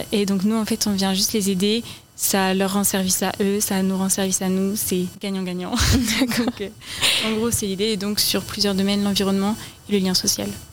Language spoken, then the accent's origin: French; Finistère, Brittany, France; now in Orne, France; je suis du Finistère